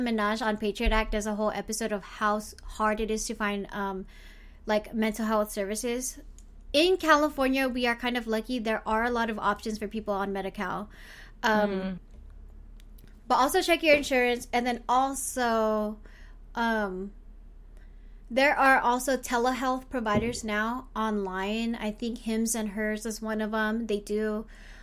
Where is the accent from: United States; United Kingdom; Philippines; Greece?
Philippines; I'm Filipino